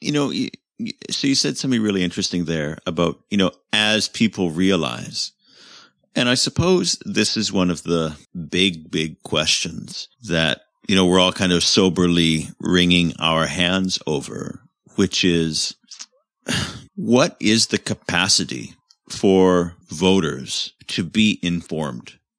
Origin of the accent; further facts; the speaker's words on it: Canada; moved away; also born or lived in United Kingdom; as a Commonwealth citizen, as a Canadian